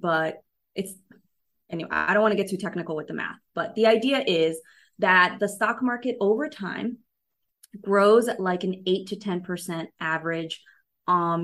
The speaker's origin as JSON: {"language": "English", "region": "New York", "country": "United States", "tie": "born or raised there", "said": "I'm a city girl. I grew up in New York, you know, I lived in New York City for 15 years"}